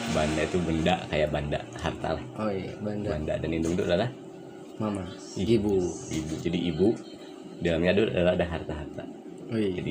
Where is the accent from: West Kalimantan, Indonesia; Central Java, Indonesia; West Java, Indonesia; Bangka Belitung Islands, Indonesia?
West Java, Indonesia; Bandung; kita orang Bandung kan kita tanya iya benar orang Bandung kan